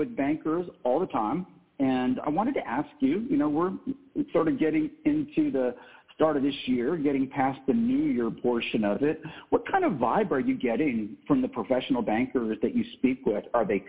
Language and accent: English; Texas, United States; I'm from Texas. I'm a Steelers fan living in Texas